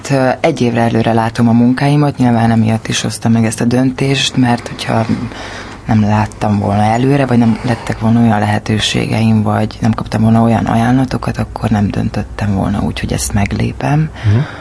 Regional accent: Hungary; Igen, ott születtem 31 évvel ezelőtt. Aztán ö, oda jártam általános iskolába.

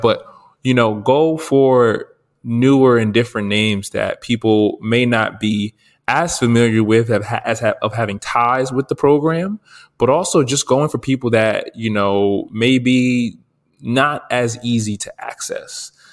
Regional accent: New Jersey, United States; I'm from New Jersey

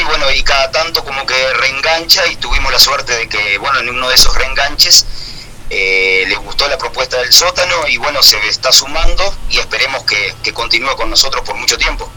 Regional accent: Minas, Lavalleja, Uruguay; somos de Minas

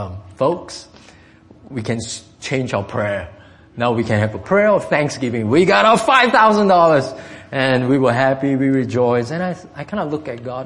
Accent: Singapore; English is a second language; moved away; I'm from Singapore.

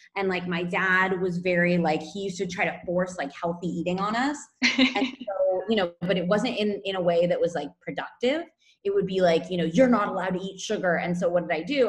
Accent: California, United States; moved away as an adult; now in Barcelona, Spain; I'm from California originally, and I've been in Spain for about six years

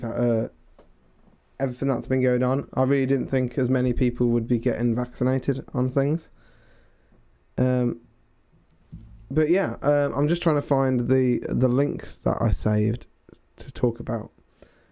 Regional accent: near Birmingham, West Midlands, United Kingdom; now in Nottingham, United Kingdom; my hometown near Birmingham

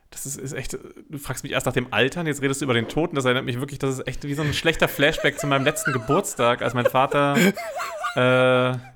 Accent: Germany; Es ist sehr unangenehm, gerade als Deutscher es ist die absolute Hölle.

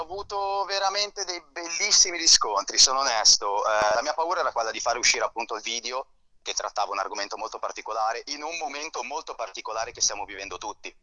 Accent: Seveso, Lombardy, Italy; Io sono dell'Interla Milanese, sono di Seveso.

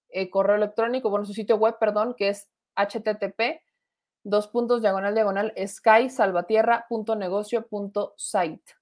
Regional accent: Guadalajara, Jalisco, Mexico; de Guadalajara, me dedico a hacer chalecos tipo escolta, guardaespaldas

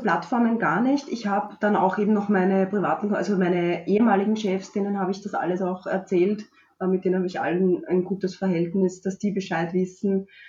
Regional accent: Strasshof an der Nordbahn, Lower Austria, Austria; Aus Niederösterreich, also genauer gesagt aus Straßhof.

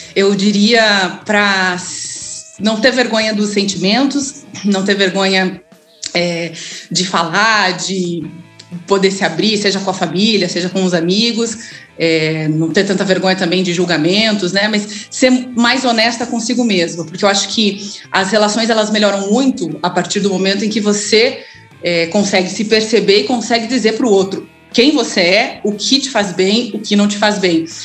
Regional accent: Curitiba, Paraná, Brazil; eu sou curitibana, é, nascida numa casa de muito amor

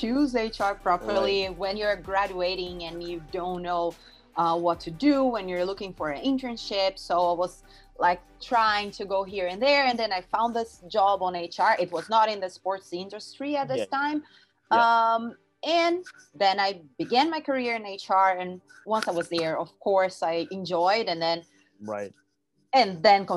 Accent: Rio de Janeiro, Brazil; I'm from Rio, Brazil. And I was there in my city

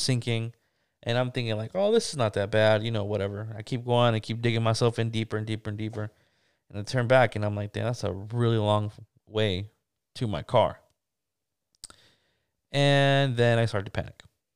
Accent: California, United States; I'm from California

